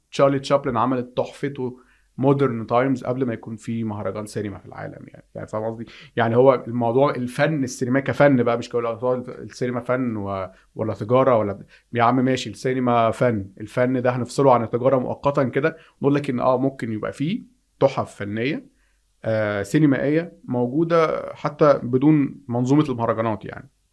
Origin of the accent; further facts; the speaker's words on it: Egypt; عندنا في مصر